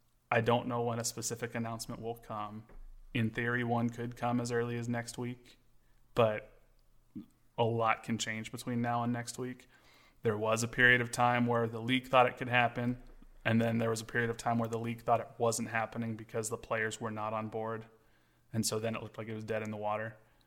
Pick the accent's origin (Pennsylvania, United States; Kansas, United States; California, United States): Kansas, United States; We're from Kansas.